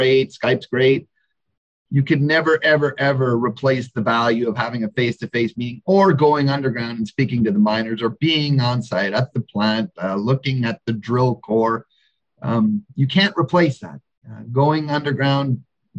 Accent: Canada; moved away as an adult; also born or lived in Western Australia; now in Australia; I'm certainly a Canadian in Australia, kind of a fish out of water here

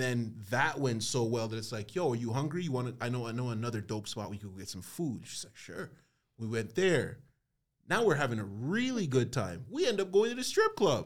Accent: Toronto, Ontario, Canada; I'm from Scarborough

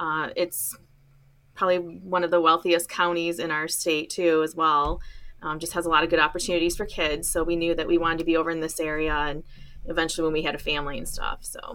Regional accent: Escanaba, Michigan, United States; moved away as an adult; also born or lived in Mount Pleasant, Michigan; now in Oxford, Michigan, United States; I grew up in Escanaba, Michigan, which is in the Upper Peninsula of Michigan. And so I'm a youper. That's what we call ourselves when we live above the bridge. Now I'm a troll because I live below the bridge in Oxford.

